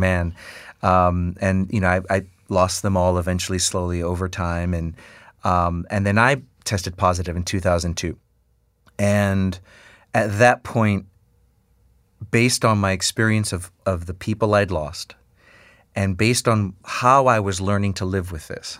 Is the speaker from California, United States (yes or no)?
no; New York City, New York, United States; born or raised there